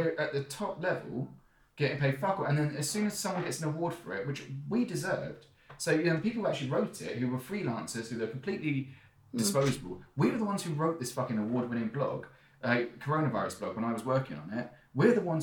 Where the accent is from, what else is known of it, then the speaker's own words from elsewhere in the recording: Surrey, South East England, United Kingdom; I am from Surrey, I've got a really good education